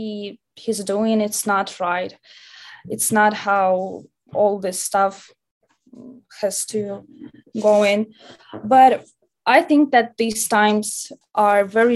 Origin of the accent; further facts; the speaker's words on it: Nizhny Novgorod, Nizhny Novgorod Oblast, Russia; moved away as an adult; now in London, Canada; I'm from Russia, from Nizhny Novgorod. It is a city near to Moscow. And I came here absolutely alone